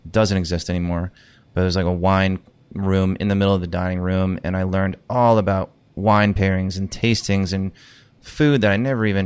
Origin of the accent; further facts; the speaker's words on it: South Shore of Massachusetts, United States; moved away as an adult; also born or lived in Los Angeles / Fort Myers, Florida / Manchester, New Hampshire; I'm from the South Shore of Massachusetts. All right. So always kind of being in Boston, growing up in the area.